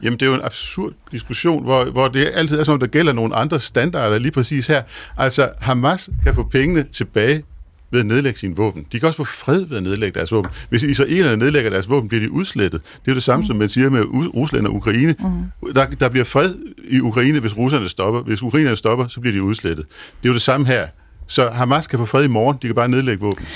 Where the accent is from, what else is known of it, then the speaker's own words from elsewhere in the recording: Denmark; jeg er fra Jylland